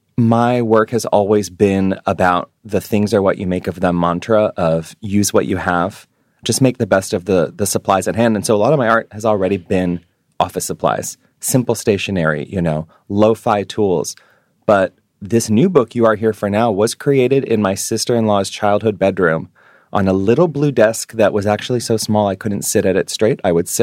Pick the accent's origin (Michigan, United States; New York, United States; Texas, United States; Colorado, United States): New York, United States; moved away